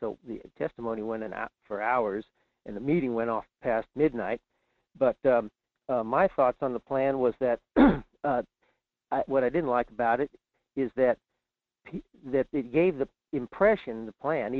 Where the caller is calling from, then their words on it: Fairbanks, Alaska, United States; in Fairbanks.